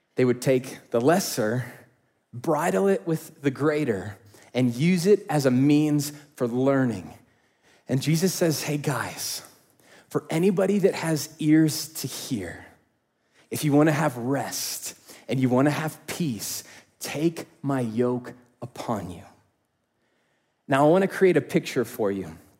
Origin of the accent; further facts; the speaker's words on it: Indiana, United States; I grew up in Indiana, and so I know hot and humid